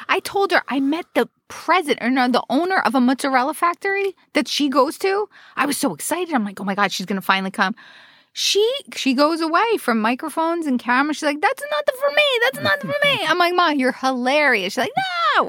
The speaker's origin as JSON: {"language": "English", "town": "Roselle Park", "region": "New Jersey", "country": "United States", "tie": "born or raised there", "said": "My hometown."}